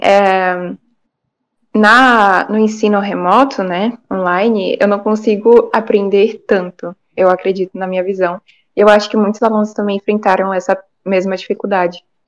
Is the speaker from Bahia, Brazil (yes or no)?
yes; Salvador, Bahia, Brazil; eu sou de Salvador, na Bahia, tenho 15 anos